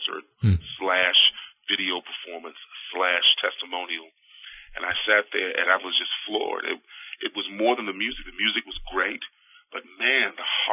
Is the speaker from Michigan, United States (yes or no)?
no; New York City, New York, United States; also born or lived in Queens, New York; I was born in the Brooklyn area